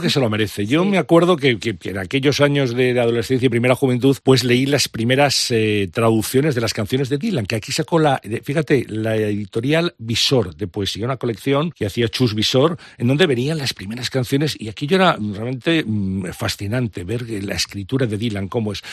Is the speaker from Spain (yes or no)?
yes; Valladolid, Castile and León, Spain; empecé a escuchar discos con 12, 13 años en, Valladolid, de allí